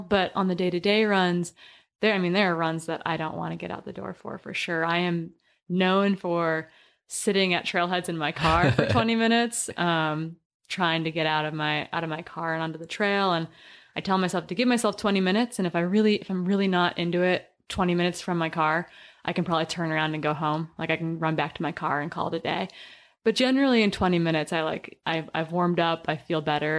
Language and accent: English; Wisconsin, United States; I grew up in the Midwest and we were kind of required to do three sports growing up, but kept us out of trouble in Wisconsin in the small town